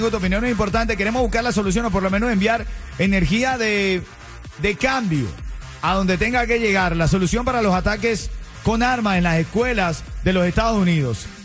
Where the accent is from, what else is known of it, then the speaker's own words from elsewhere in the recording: Cuba; Soy cubano, hermano, yo los escucho.